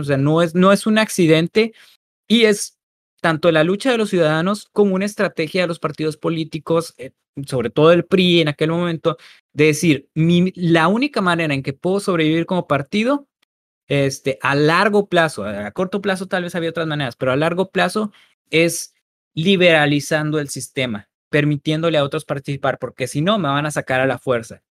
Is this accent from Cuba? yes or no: no; Mexico; nosotros como mexicanos